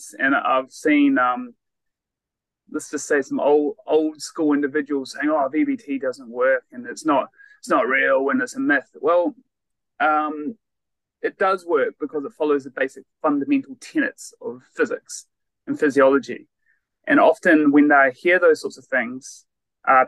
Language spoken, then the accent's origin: English; Christchurch, Canterbury, New Zealand; moved away as an adult; also born or lived in Otago / Wollongong, Australia / Perth, Australia; I am originally from New Zealand or Aotearoa, born and bred in Christchurch